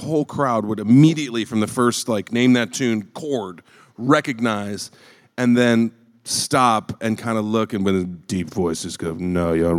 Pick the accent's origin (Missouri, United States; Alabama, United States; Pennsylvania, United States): Missouri, United States; St. Louis; My family's from a very small town, although I grew up in St. Louis.